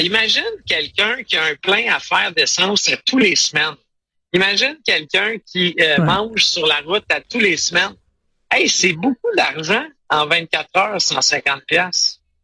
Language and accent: French; Quebec, Canada; je suis du Québec